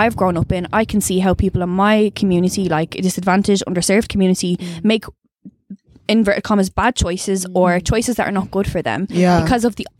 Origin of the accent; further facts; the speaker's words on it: Dublin, Leinster, Ireland; I'm from Blanche, like, or Mulhuddart, whatever, whichever one you want to call it.